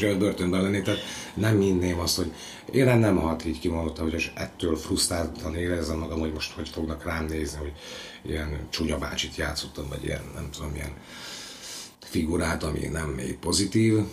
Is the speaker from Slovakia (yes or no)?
yes; Zeliezovce, Nitra Region, Slovakia; moved away as an adult; now in Komárno, Slovakia; Zseliz ugye az szülővárosom, de 18-19 éves koromban úgy kirepültem a családi fészekből